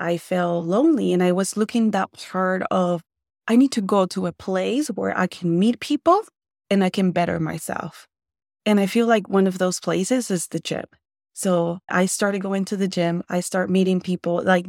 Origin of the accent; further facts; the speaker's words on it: Nogales, Sonora, Mexico; also born or lived in Tucson, United States; Well, I was born in Tucson in Arizona, and I grew up some part of my life in Mexico. So Nogales, Sonora, for all of you guys who know, it's super close to us.